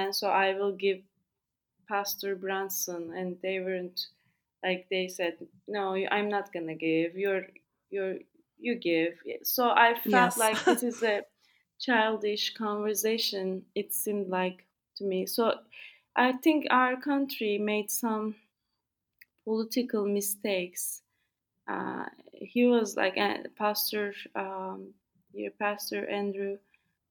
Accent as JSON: {"language": "English", "country": "Turkey"}